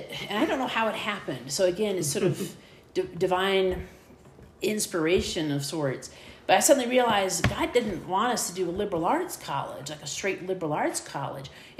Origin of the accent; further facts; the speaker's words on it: Midwest, United States; accent: Midwestern; I'm from the Midwest, and so you just fall back in Midwestern pronunciations.